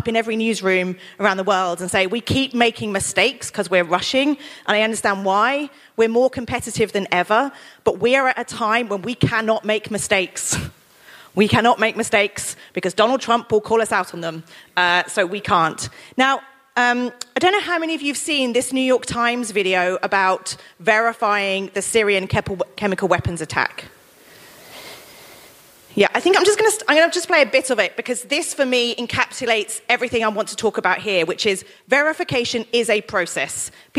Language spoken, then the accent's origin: English; United Kingdom; I'm still British, and British people, we can't speak any other languages